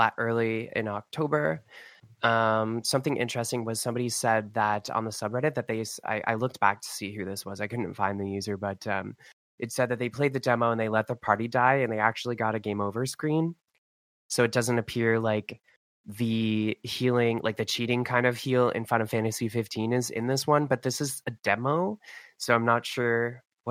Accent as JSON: {"language": "English", "country": "Canada", "said": "I'm from Canada."}